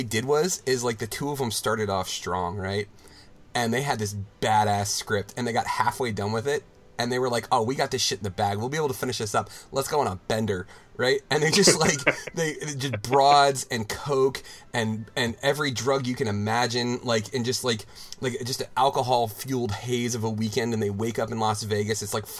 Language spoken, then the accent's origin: English; New Delhi, Delhi, India; Yes, I grew up in New Delhi.